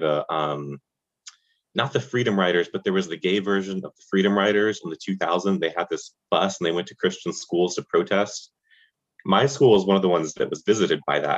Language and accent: English; Charlotte, North Carolina, United States; moved away as an adult; now in New York, United States; I grew up in the suburbs of Charlotte, North Carolina, which is in the South